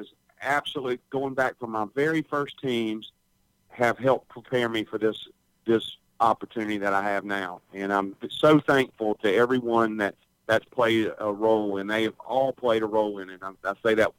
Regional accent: Hattiesburg, Mississippi, United States; also born or lived in Picayune, Mississippi; We moved to Hattiesburg when I was about 5 years old. And so I did, you know, most of my from first through 12th grade there at Oak Grove High School in Hattiesburg

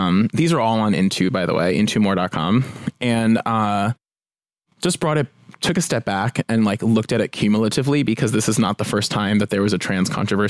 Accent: New Jersey, United States; now in Los Angeles, United States; I'm from Jersey.

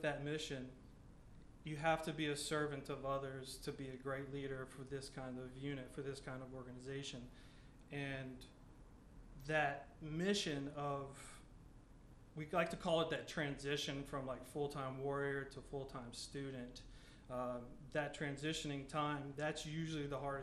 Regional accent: Maurice, Louisiana, United States; I'm from Maurice, Louisiana right here. So I've grown up with USL then to UL.

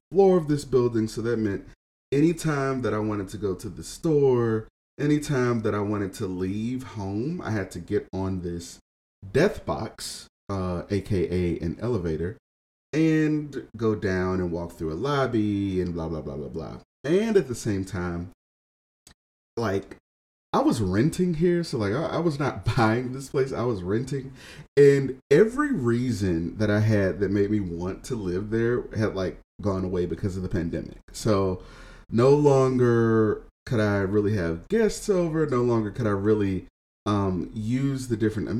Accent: Houston, Texas, United States; moved away as an adult; also born or lived in Austin, Texas / Dallas, Texas / Seattle, Washington; now in Detroit, United States; moving back to my hometown, which is Houston, Texas

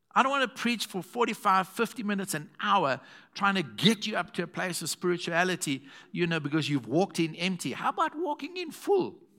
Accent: Zimbabwe; I'm from Zim's.

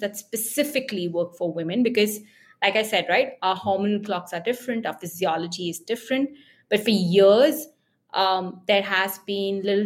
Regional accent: India; as Indian women

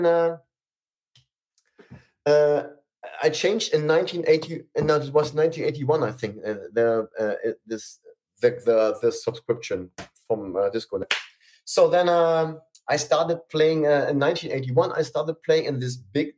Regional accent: Germany; I'm a DJ from Germany

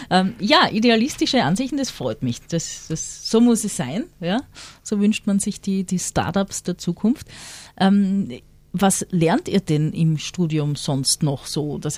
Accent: South Tyrol, Italy; Ich bin aus Südtirol.

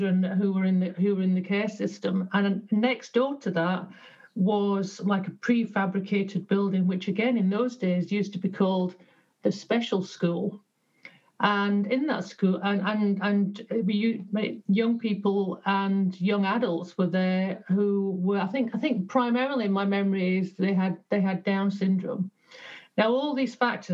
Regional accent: Yorkshire and the Humber, United Kingdom; So I was born in Yorkshire to working class parents

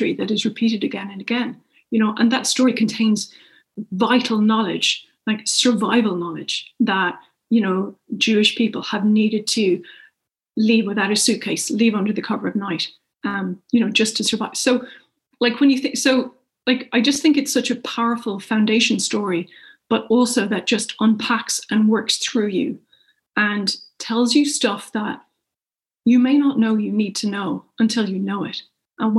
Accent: Ireland; now in United Kingdom; as an Irish person in the UK

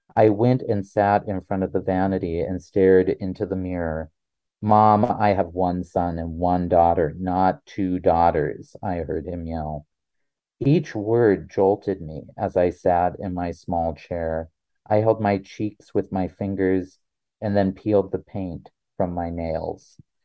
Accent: North Dakota, United States; born or raised there; also born or lived in South Carolina; now in Utah, United States

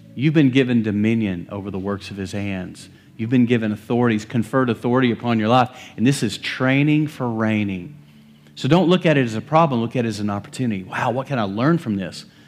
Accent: West Texas, United States; I grew up in West Texas, middle of cotton fields

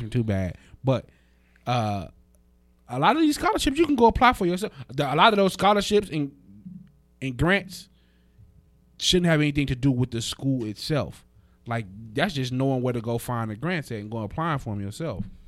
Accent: Las Vegas, Nevada, United States; I'm from, I'm from Vegas

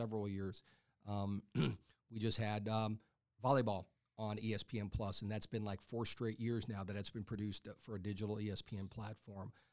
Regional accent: Texas, United States; moved away; I grew up in Texas

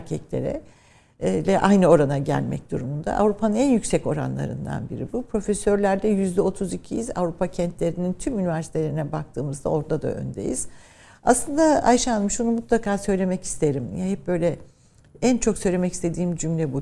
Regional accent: Ankara, Turkey; also born or lived in Trabzon / Birmingham, United Kingdom; Memleketim olması benim için önemliydi ama ben tabii daha çok Ankara'da büyüdüm. İşte eğitim, ilkokul, ortaokul, liseyi Ankara'da

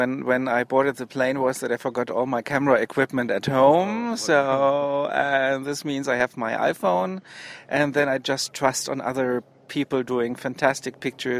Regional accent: Heidelberg, Baden-Württemberg, Germany; I'm from Heidelberg, Germany.

